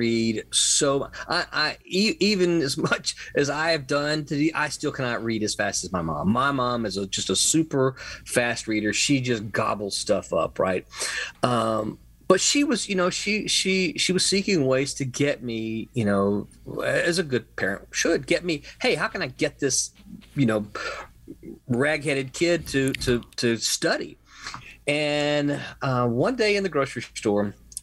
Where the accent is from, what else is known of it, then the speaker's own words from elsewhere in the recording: Mississippi, United States; now in Florida, United States; I'm from Mississippi.